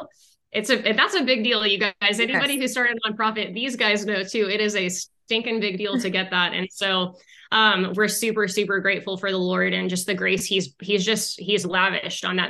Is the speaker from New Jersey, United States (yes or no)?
no; Arizona, United States; moved away as an adult; now in Houston, United States; we moved to Texas for, away from Arizona, because we're from Arizona.